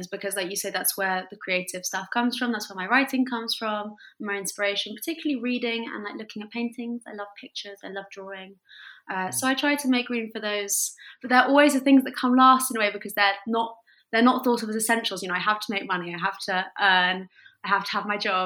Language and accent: English; France; moved away; I wanted to use my French because I grew up in France and I'm bilingual